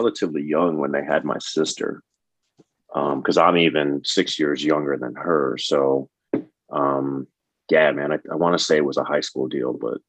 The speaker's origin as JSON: {"language": "English", "town": "Chicago", "region": "Illinois", "country": "United States", "tie": "born or raised there", "also_born_or_lived": "Wyoming", "moved": "as an adult", "lives_now": "Texas, United States", "said": "I am actually from Chicago, born and raised."}